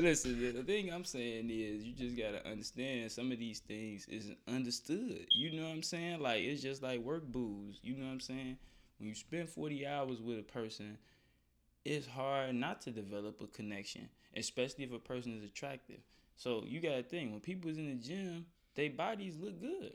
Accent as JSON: {"language": "English", "town": "Chicago", "region": "Illinois", "country": "United States", "tie": "born or raised there", "said": "growing up in Chicago, yeah, in Chicago"}